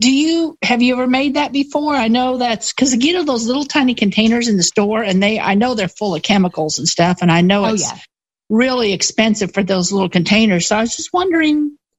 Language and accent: English; Oklahoma, United States; I'm from Oklahoma, so I guess that's, I don't know, I would consider myself almost a Southerner